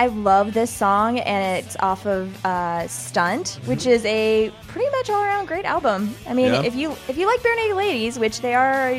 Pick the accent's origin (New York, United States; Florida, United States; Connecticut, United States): Florida, United States; Pensacola; So I come from a coastal town, Pensacola. I grew up in Pensacola